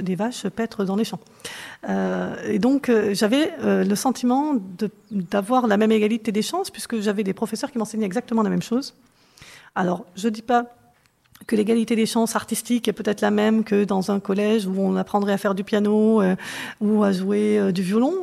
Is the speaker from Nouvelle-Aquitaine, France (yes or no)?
yes; Corrèze, Nouvelle-Aquitaine, France; moved away; quand j'ai grandi en Corrèze